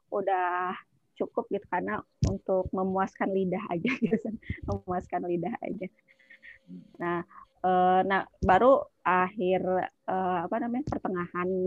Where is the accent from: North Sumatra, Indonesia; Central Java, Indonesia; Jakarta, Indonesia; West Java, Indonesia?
West Java, Indonesia; Garut; now in Palembang, Indonesia; apalagi saya juga kan orang Garut tinggal di Palembang orang Garut itu kan senang yang beraci-aci gitu ya